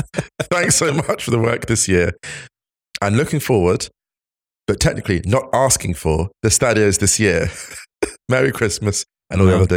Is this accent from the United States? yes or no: no; Australia; Hi, lads. As an Australian, I think it goes without saying the football which brought me so much joy this year was Australia's World Cup run.